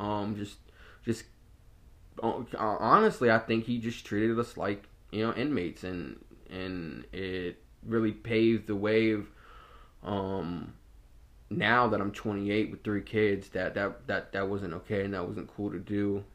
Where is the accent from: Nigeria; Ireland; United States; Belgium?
United States; Norfolk, Virginia; I grew up in Ocean View, so it's a heavily mixed population out there. I went to a predominantly African-American high school and middle school. I went to Azalea Middle School and Norview High School